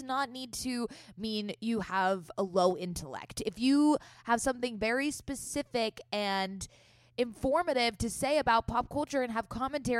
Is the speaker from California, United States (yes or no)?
yes; San Diego, California, United States; accent: Valley Girl; So, Scout and I grew up in San Diego. We did not grow up in the Valley yet. We are Southern California gals.